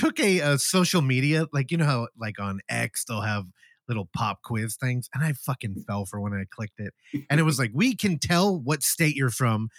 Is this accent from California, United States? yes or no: yes; California, United States; I'll just tell you I'm from California.